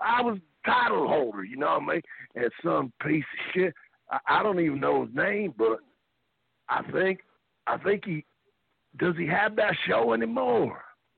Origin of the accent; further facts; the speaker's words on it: Hendersonville, Tennessee, United States; I'm from Hendersonville, Tennessee, and I like country music, so.